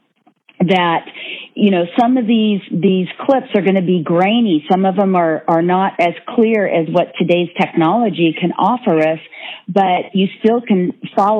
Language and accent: English; Northern California, United States; growing up in Northern California on a farm, and brothers, and my dad was an athlete